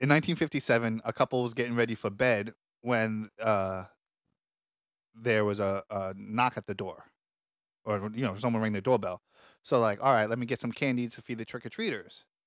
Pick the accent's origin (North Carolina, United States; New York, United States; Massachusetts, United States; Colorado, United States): New York, United States; accent: New York; I have a real New York accent